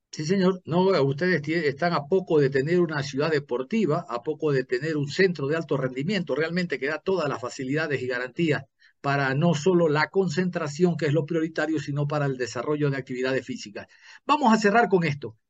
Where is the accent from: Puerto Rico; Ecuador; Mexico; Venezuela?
Ecuador; yo como ecuatoriano